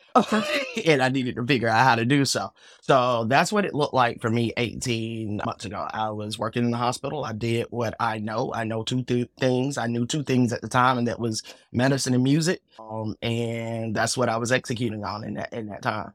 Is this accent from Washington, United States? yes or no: no; Atlanta, Georgia, United States; I am from Atlanta